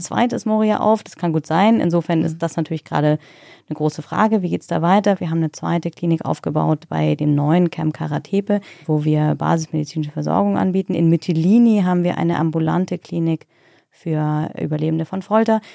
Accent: Germany; ich bin Deutsche

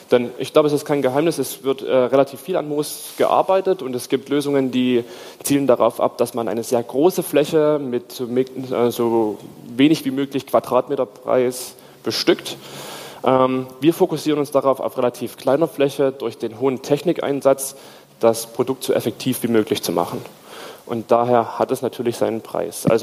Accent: Stuttgart, Baden-Württemberg, Germany; Wie schon gesagt, ich komme aus Stuttgart, also da müssten Sie die Stadt zupflastern.

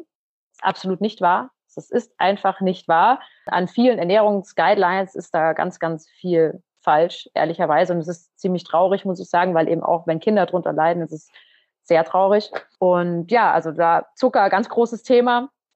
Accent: Munich, Bavaria, Germany; aus unserer Heimatstadt. Wir kommen ja beide aus dem Umkreis, also aus dem Norden Münchens

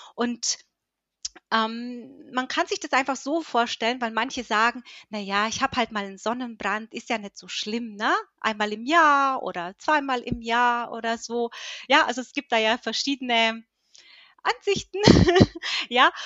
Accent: Höchstadt, Bavaria, Germany; ich komme aus Höchstadt, ich bin 41 Jahre alt

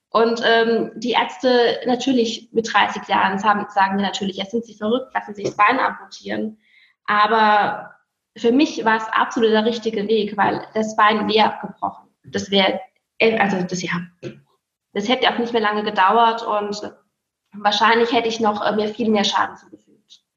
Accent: near Speyer, Rhineland-Palatinate, Germany; also born or lived in Heilbronn / Filderstadt; now in Bergisch Gladbach, Germany; Ich komme ja gebürtig aus der Nähe von Speyer

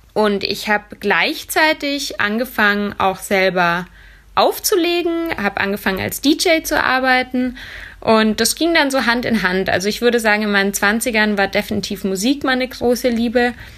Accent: Munich, Bavaria, Germany; moved away as an adult; also born or lived in Vienna; Ich wollte aus meiner Heimatstadt München weg

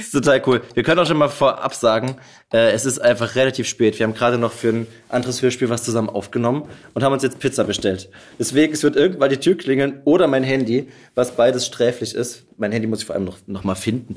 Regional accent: Pirna, Saxony, Germany; moved away; in meine Geburtsstadt na, nach Pirna

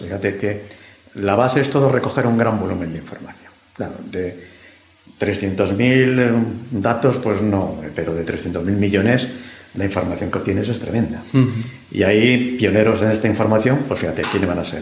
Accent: Madrid, Community of Madrid, Spain; yo soy madrileño de pro

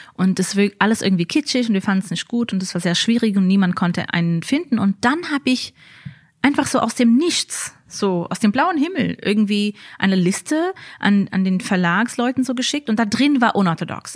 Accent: New York, United States; moved away as an adult; now in Berlin, Germany; Ich bin in Amerika geboren, ähm, in New York, in einem Stadtteil von Brooklyn, wo die Satmara chassidische Gemeinde ähm, besiedelt ist

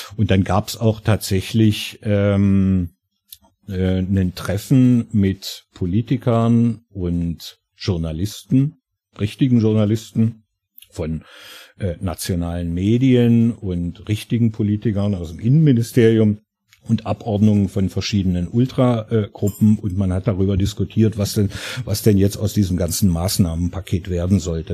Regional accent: Germany; also born or lived in Harz; now in Italy; ich bin ja selber Deutscher

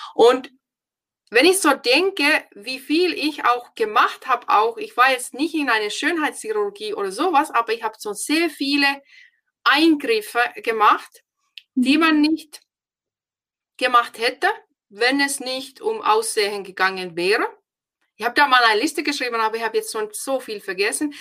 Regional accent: Finland; German is a second language; moved away as an adult; now in Germany; Ich bin ja aus Finnland

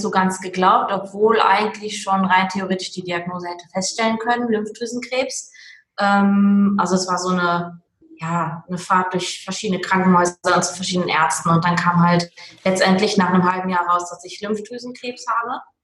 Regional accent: Duisburg, North Rhine-Westphalia, Germany; also born or lived in Meerbusch; now in Willich, Germany; komme aus dem schönen Willig am Niederrhein, gebürtig aber aus dem Ruhrport Duisburg. Hört man vielleicht manchmal auch noch ein bisschen

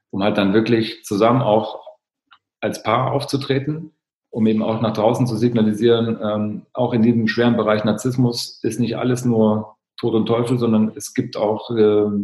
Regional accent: East Germany, Germany; Ich bin im Osten aufgewachsen, das war so ein Muster, was ich kenne, aber mir ist es nie aufgefallen.

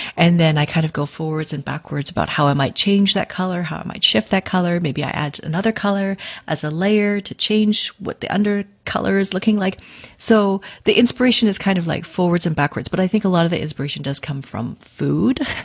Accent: Vancouver, British Columbia, Canada; I uh, was born and raised in Vancouver, in Canada.

